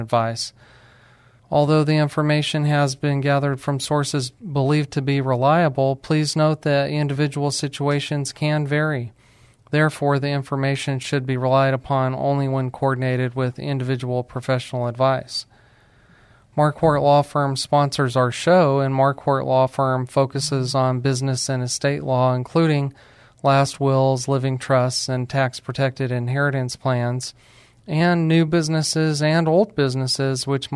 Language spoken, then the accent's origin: English; New Mexico, United States; moved away; I'm from New Mexico